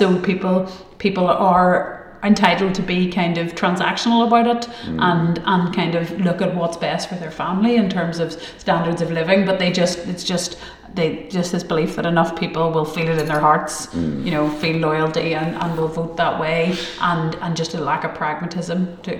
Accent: Galway, Connacht, Ireland; born there; and I suppose I was born in Galway, I'm married to a Dub, I, you know, have quite a cross-border enough existence

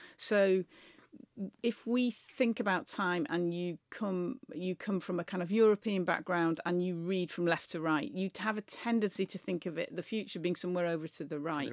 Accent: near Manchester, North West England, United Kingdom; as somebody who grew up near Manchester

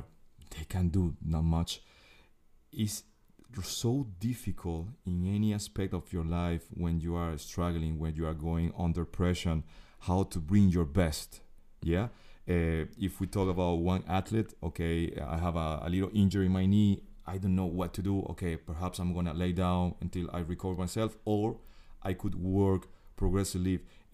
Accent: Venezuela; English is a second language; For me, Jill, sports is everything. I grew up in Venezuela

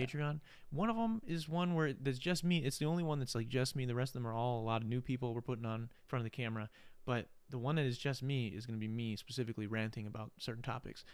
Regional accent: Wisconsin, United States; we're from Wisconsin

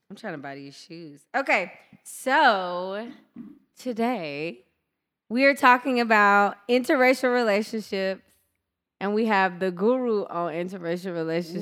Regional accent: Deep South, United States; I grew up in the Deep South

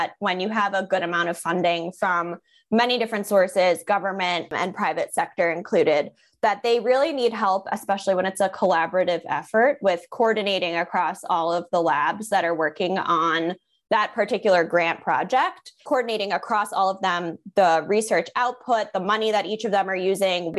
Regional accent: Long Island, New York, United States; also born or lived in Connecticut; I am born and raised on Long Island

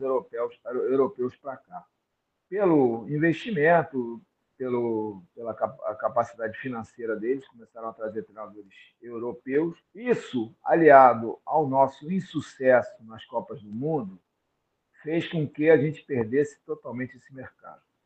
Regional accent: Brazil; now in Saudi Arabia; todos nós como brasileiros

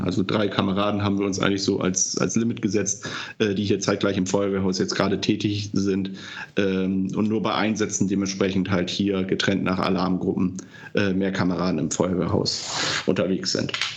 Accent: Delmhorst, Lower Saxony, Germany; moved away as an adult; also born or lived in Baden, Achim; now in Achim, Germany; ursprünglich bin ich mal in Delmhorst aufgewachsen

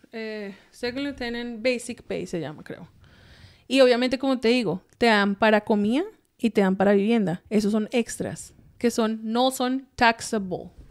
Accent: Colombia; also born or lived in San Antonio / Anchorage, Alaska; now in United States; yo crecí en Colombia, soy mm, pues colombiana en sí

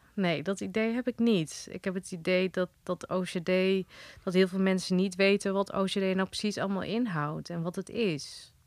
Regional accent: Holten, Overijssel, Netherlands; born or raised there; also born or lived in Wageningen / Driel

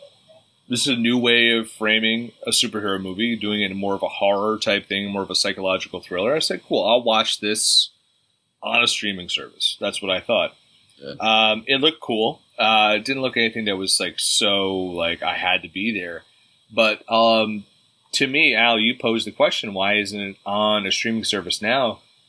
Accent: Ireland; Being Irish and drunk half the time.

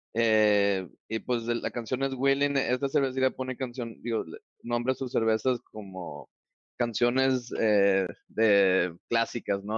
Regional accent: Mexico; siendo mexicanos todos

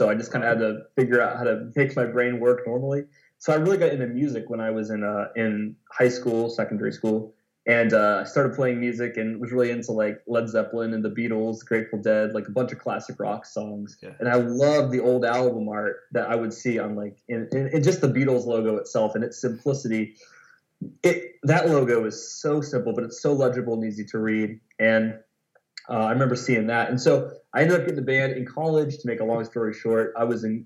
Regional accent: Lancaster, Ohio, United States; also born or lived in Columbus, Ohio; my hometown of Lancaster, Ohio

